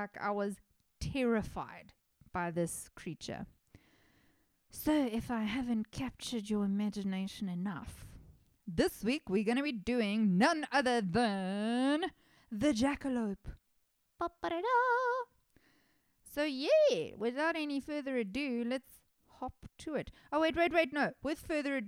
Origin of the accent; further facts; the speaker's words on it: South Africa; I'm a South African person